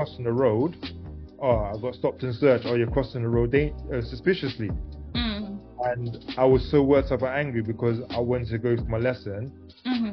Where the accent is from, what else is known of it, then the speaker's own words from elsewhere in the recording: London, United Kingdom; I grew up in South London